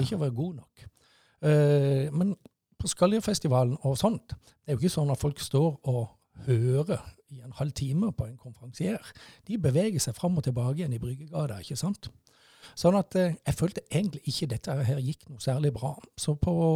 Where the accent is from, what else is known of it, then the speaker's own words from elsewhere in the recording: Mandal, Agder, Norway; moved away as an adult; Jeg er født og oppvokst i Mandal, og bodde i Mandal til, fram til 1985